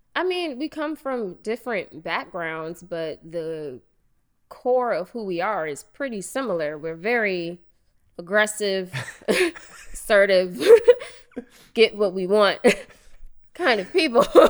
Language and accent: English; Cincinnati, Ohio, United States; moved away as an adult; also born or lived in Chicago; growing up in Cincinnati, Ohio